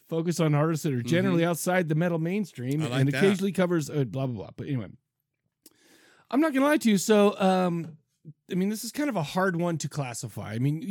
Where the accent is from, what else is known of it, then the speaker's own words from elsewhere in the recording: Farmington, United States; I grew up in Farmington, dude.